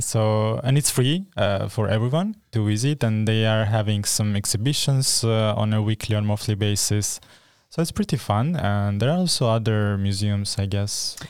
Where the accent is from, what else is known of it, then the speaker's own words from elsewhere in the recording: Armenia; now in Norrköping, Sweden; I'm from Armenia and I'm studying Ethnic and Migration Studies in campus Norrköping